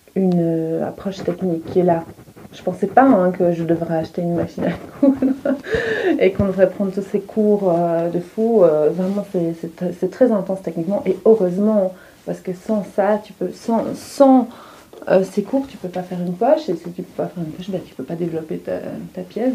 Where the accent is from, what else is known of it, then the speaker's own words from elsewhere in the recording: Hainaut, Wallonia, Belgium; moved away as an adult; also born or lived in London, United Kingdom; now in Brussels, Belgium; Je suis originaire de Apt, qui est dans le Hainaut, en Wallonie